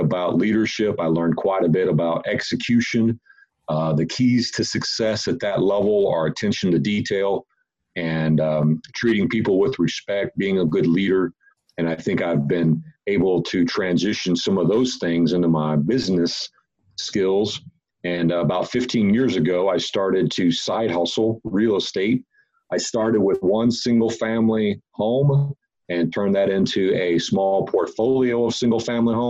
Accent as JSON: {"language": "English", "town": "Fort Worth", "region": "Texas", "country": "United States", "said": "I'm from Fort Worth, Texas"}